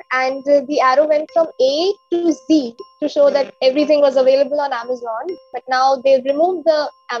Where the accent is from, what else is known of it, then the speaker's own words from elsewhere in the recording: India; I am 15 years old and I'm from India.